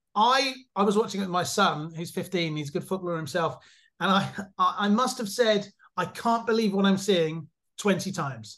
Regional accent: England, United Kingdom; now in Germany; I'm English, but I live in Germany

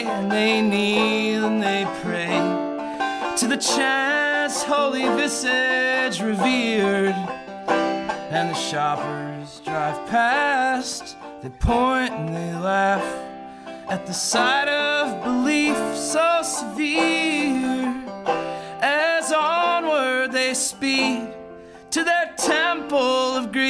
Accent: Chicago, Illinois, United States; I'm from Chicago

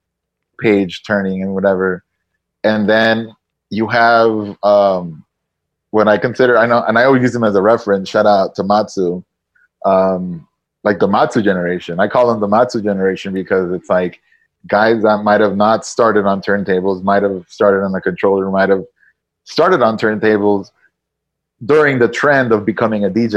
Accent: Nicaragua; moved away as an adult; also born or lived in San Antonio, United States; now in Miami, United States; I grew up in Nicaragua. I went to high school in Nicaragua.

